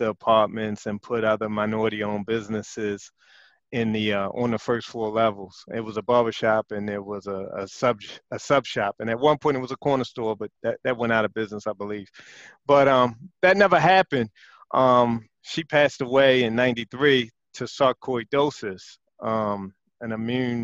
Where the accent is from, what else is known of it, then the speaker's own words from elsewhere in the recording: Baltimore, Maryland, United States; back to the 80s when I was growing up in West Baltimore